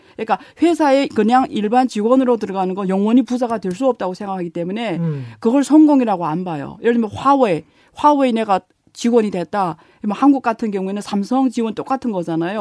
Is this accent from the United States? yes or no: no; China; 중국 사람들이두 눈에는 어, 저를 포함해서요